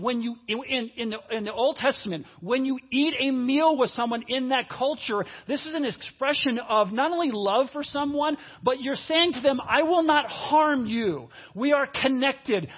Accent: New York, United States; moved away as an adult; now in Cincinnati, United States; I grew up a lot of my life in New York. And in New York, in the Northeast

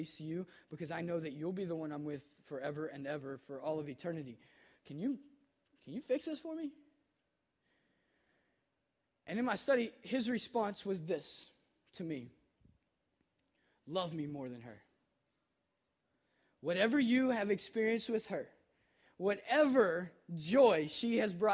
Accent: Kentucky, United States; now in Cincinnati, United States; I'm from Kentucky

